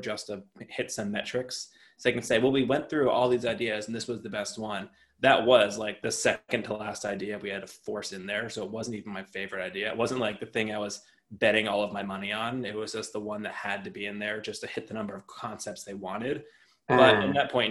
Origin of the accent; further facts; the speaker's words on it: New Jersey, United States; I'm from New Jersey